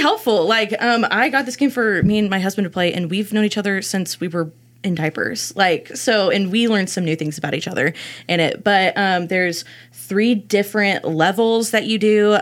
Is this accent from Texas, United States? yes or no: yes; Abilene, Texas, United States; born and raised in Abilene